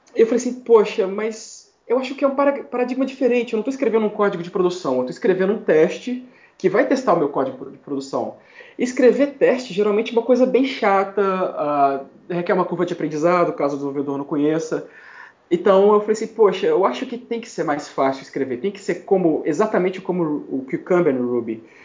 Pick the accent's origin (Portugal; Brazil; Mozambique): Brazil; moved away as an adult; also born or lived in Miami, United States; now in New York, United States